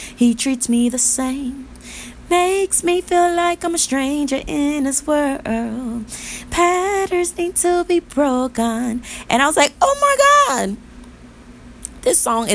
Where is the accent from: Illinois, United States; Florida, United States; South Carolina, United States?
Florida, United States; moved away as an adult; now in California, United States; I'm born and raised in Florida.